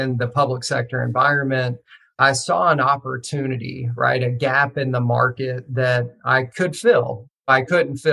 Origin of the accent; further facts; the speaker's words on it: rural Western Kentucky, United States; I grew up in Kentucky, actually, rural Western Kentucky.